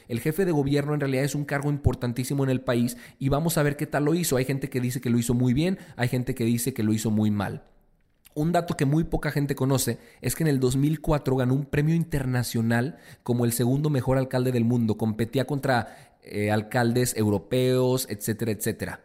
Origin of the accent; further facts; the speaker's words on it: Mexico; todos los mexicanos